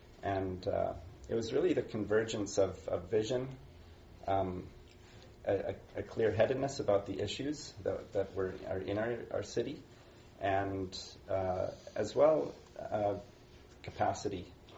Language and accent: English; Ethiopia; So I grew up in Ethiopia. My parents were missionaries there.